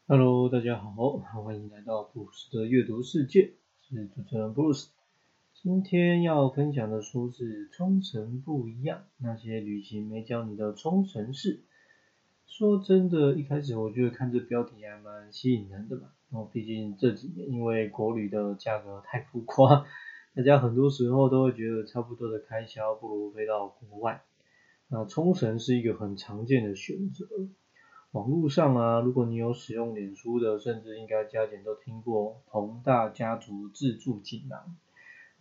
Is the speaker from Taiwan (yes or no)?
yes; Taiwan; 要我选一本介绍台湾，或者你把它缩短到就是介绍我的出生地啊，或者是我在目前为止住过最久的一个县市或一个区